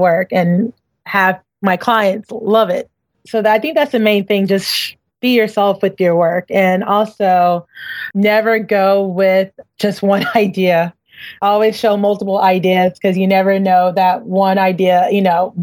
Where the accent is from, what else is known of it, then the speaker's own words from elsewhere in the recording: Houston, Texas, United States; also born or lived in New York; now in Brooklyn, United States; I'm always a Texan. I'm always a Texan. But I love coming home because it just gives me time to breathe and think, and just being in Houston, it has that homey feel